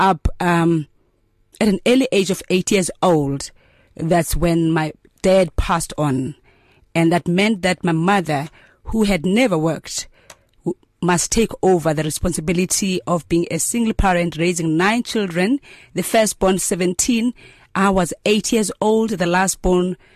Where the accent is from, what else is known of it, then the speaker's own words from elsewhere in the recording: Mthatha, Eastern Cape, South Africa; but I grew up in Amtata and I schooled in Amtata because that's where my mother was as a domestic worker